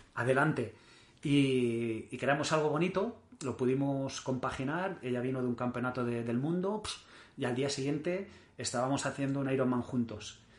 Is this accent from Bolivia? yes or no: no; Mallorca, Balearic Islands, Spain; also born or lived in Barcelona; Yo nací en Barcelona y con, un año y poco me llevaron a, mis padres a, vivir a Mallorca y, llevo toda la vida allí